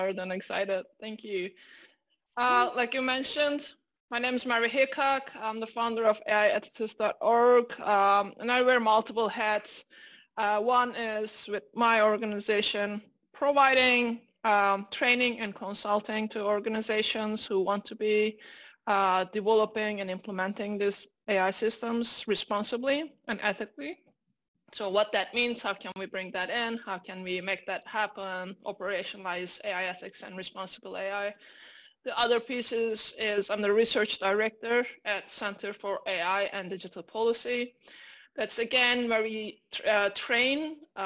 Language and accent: English; Turkey; moved away as an adult; also born or lived in London, United Kingdom; now in United States; I'm Turkish American, Turkish by birth, American by marriage